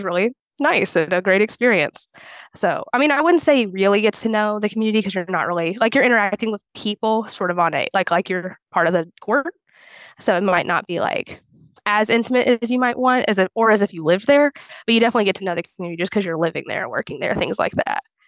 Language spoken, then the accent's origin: English; Clarksville, Indiana, United States; also born or lived in Bloomington, Indiana; I'm from Clarksville, Indiana, and I went to undergrad in Bloomington